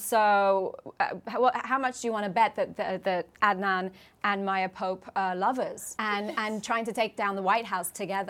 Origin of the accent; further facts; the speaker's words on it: United Kingdom; accent: British; I'm British, obviously, from my accent, you can tell